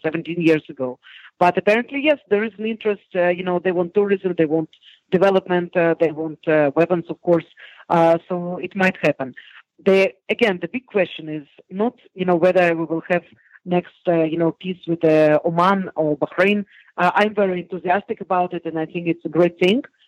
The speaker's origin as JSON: {"language": "English", "country": "Israel", "said": "I'm from Israel"}